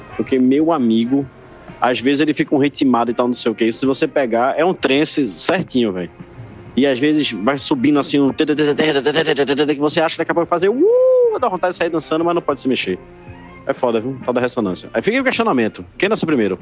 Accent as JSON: {"language": "Portuguese", "town": "Guadalupe", "region": "Piauí", "country": "Brazil", "tie": "born or raised there", "said": "eu nasci em Guadalupe, no Piauí"}